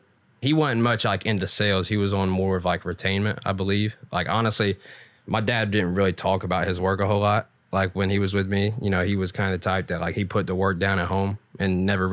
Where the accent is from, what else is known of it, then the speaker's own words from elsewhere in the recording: Ironton, Ohio, United States; Ironton, Ohio.